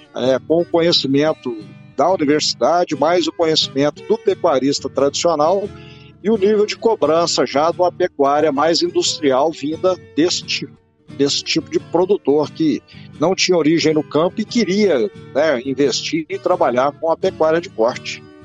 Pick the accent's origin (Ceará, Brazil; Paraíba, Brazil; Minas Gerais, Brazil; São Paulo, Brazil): Minas Gerais, Brazil; Iguatama; Sou mineiro, sou do interior de Minas, sou de Iguatama